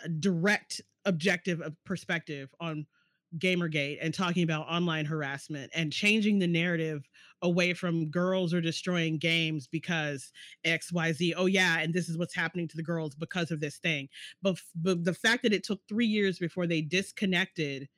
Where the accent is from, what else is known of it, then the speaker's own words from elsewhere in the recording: North Carolina, United States; I'm black and I'm from North Carolina